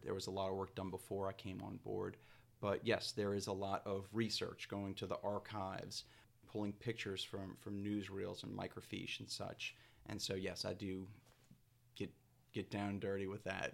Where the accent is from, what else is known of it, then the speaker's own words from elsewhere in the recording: New Orleans, Louisiana, United States; also born or lived in Natchitoches / Gretna; I am a New Orleans native. I grew up in Lake Vista, but I live in Gretna.